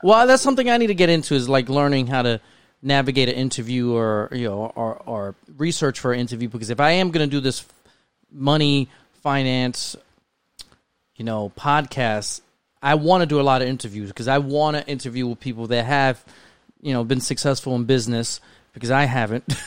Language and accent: English; New York City, New York, United States; I was one out of two Spanish families where I lived at in the Bronx